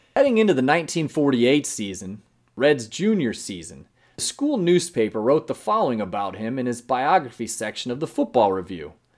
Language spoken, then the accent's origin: English; Fort Wayne, Indiana, United States; I am from Fort Wayne, Indiana, originally myself